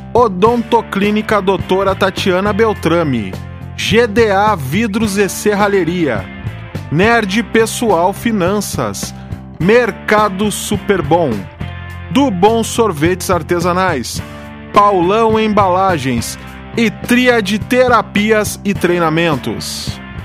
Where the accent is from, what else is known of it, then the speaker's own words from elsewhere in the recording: São Gabriel, Rio Grande do Sul, Brazil; moved away; minha terra natal, né? Lá de São Gabriel, eu sou de lá.